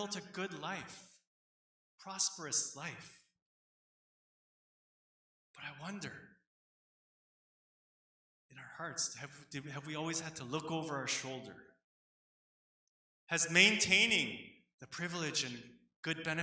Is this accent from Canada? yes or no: yes; Canada; people like myself, second generation Korean Canadians growing up here